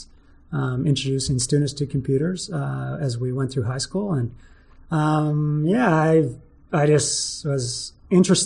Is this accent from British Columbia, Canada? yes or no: no; Alberta, Canada; also born or lived in Red Deer / Calgary; They raised me in Alberta. And so I was born in Red Deer. We moved a bit around the province